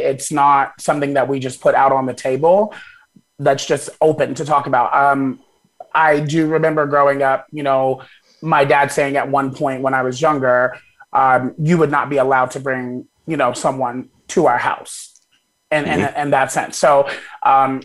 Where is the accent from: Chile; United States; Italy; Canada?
United States; Wichita, Kansas; also born or lived in Arkadelphia, Arkansas; we moved from there when I believe I was six or seven, to Wichita, Kansas. And so that's, you know, that's where I've gone to school. That's where I've grown up